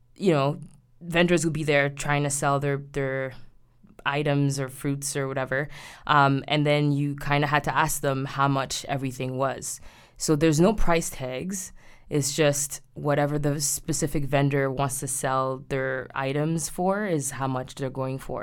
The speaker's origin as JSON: {"language": "English", "country": "Haiti", "tie": "born or raised there", "moved": "yes", "said": "When I was growing up in Haiti, um, in the nineties"}